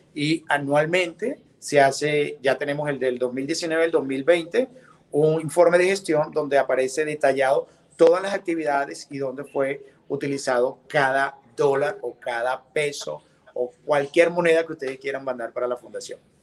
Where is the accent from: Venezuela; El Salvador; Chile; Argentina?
Venezuela; moved away as an adult; now in Miami, United States; yo soy venezolano de padres colombianos, tengo ya 26 años viviendo acá en Miami